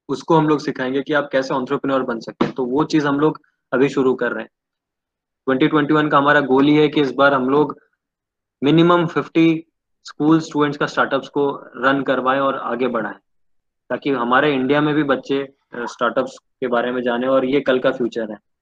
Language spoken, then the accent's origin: Hindi; Baral village near Cuttack, Odisha, India; मैं एक गांव से बिलोंग करता हूँ गांव का नाम है बराल जो बॉलिस मोजा में बॉलिस मोजा is a place near Cuttack Odisha